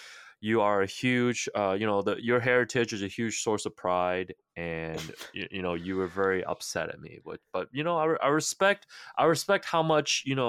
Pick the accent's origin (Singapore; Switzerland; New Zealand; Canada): Canada; Markham, Ontario; Me as well, because I grew up in Markham, so I heard all the Woodbridge references.